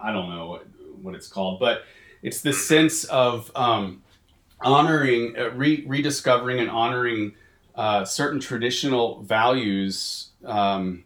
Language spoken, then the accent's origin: English; Texas, United States; moved away as an adult; also born or lived in Nicaragua / Boston / Chicago; I'm from Texas, but I lived in Nicaragua for a couple years, and then I did with the Franciscans, and then I was in Boston for 4 years, and then we went to Chicago for 4 years.